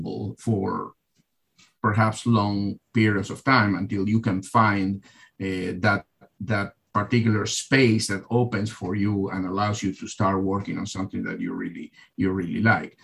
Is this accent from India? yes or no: no; Argentina; now in United States; I'm originally from Argentina